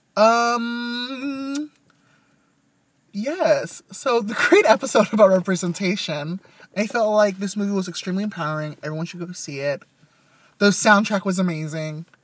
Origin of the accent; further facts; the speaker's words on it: Westminster, California, United States; Growing up in Little Saigon